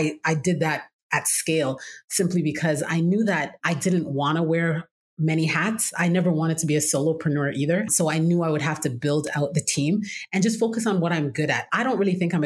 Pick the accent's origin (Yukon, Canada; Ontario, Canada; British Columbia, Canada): Ontario, Canada; Toronto; moved away as an adult; now in United States; I'm originally from Toronto, Canada, born and raised there